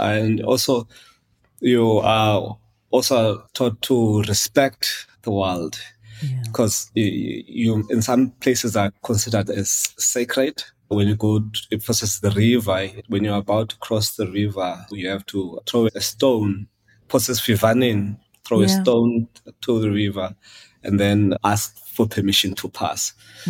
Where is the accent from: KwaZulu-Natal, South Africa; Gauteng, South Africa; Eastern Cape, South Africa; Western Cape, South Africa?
Eastern Cape, South Africa; I was born in Cape Town, mid-80s. Quickly after that, my mother moved back to the Eastern Cape.